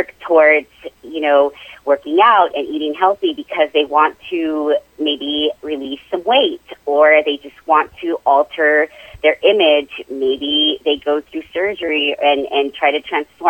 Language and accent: English; Las Cruces, New Mexico, United States; also born or lived in Hobbs, New Mexico / Chicago; my parents moved us to Las Cruces when I was three. And so I was raised here